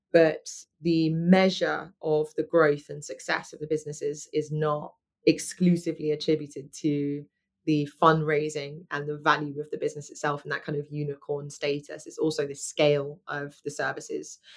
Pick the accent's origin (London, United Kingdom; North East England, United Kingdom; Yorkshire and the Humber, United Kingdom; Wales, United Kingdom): London, United Kingdom; moved away as an adult; I'm a Londoner, born and bred